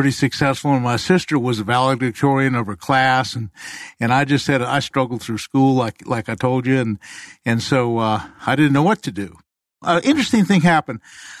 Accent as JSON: {"language": "English", "region": "Maryland", "country": "United States", "tie": "born or raised there", "said": "I grew up in Maryland"}